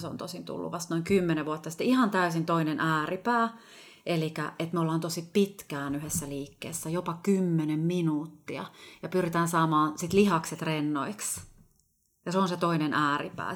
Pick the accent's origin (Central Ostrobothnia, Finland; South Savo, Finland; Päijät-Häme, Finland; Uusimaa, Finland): Uusimaa, Finland; Helsinki; also born or lived in Ostrobothnia; Mä oon kotoisin kuule ihan Suomen pääkaupungista, eli Helsingistä